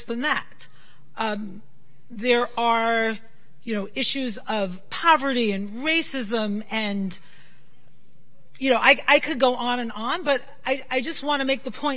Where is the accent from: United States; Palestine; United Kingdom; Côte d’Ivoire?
United States; New York City, New York; when I was a little girl growing up in Brooklyn, I'm so lucky I grew up in Brooklyn